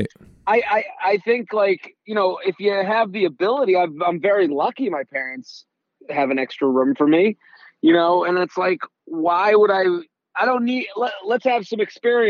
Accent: outside of Boston, Massachusetts, United States; moved away as an adult; now in New York, United States; But I'm from Boston. I'm from outside of Boston

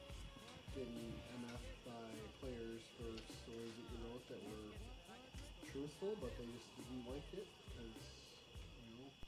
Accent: Detroit, Michigan, United States; I was born and raised in Southwest Detroit

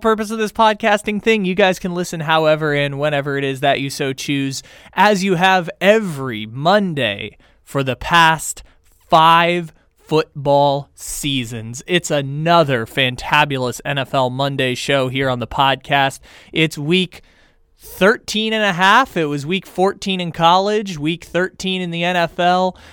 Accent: Sacramento, California, United States; my hometown, Sacramento

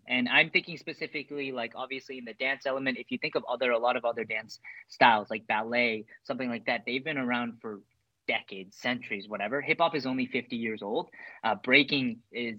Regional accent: Canada; growing up in Canada

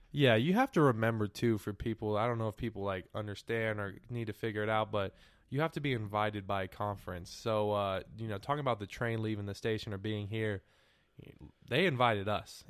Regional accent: California, United States; now in Texas, United States; I'm from California

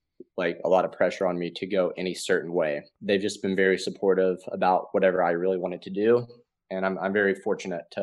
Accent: Sevierville, Tennessee, United States; moved away as an adult; now in Nashville, United States; I grew up in Sevierville, Tennessee, East Tennessee

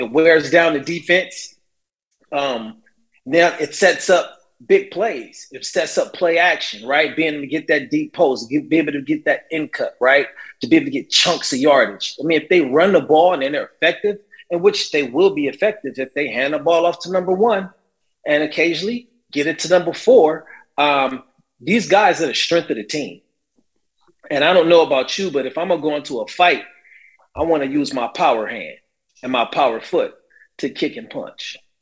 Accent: Carson, California, United States; Growing up 10 minutes down the street in Carson, uh, California

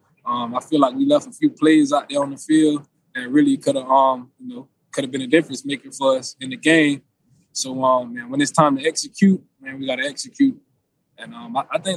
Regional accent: Florida, United States; moved away as an adult; now in Buffalo, United States; I'm from Florida

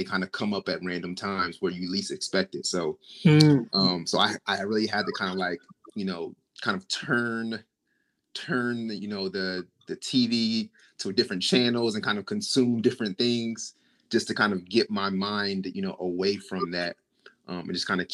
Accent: Trenton, New Jersey, United States; Grew up, born and raised in Trenton, New Jersey

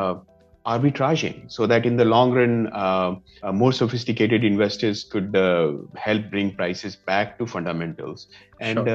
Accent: Madhubani region, Bihar, India; I come from Madhubani region of India.

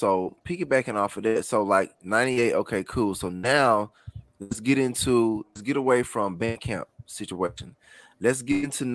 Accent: Jackson, Mississippi, United States; I'm from Jackson. I'm living there.

